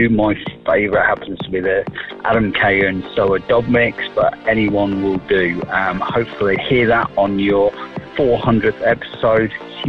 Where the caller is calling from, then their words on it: Bolton, North West England, United Kingdom; calling from Bolton in the UK